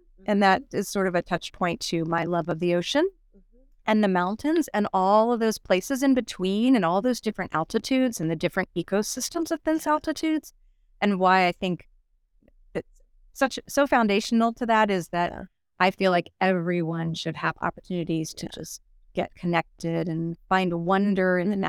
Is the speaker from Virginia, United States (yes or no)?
yes; Virginia, United States; now in Miami, United States; Growing up in Virginia, we had winter. It was cold a lot of the year.